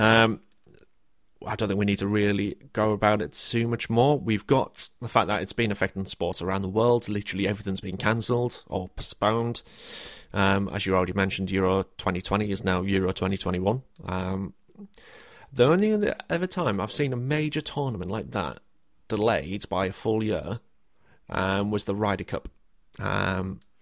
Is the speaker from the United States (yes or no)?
no; the north of England, United Kingdom; I say quite a few things that are from the north of England, because that's where I'm from.